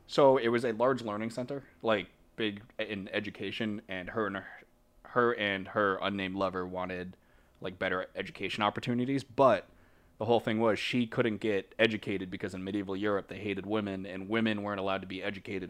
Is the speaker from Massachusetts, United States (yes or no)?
yes; Boston, Massachusetts, United States; we're from Boston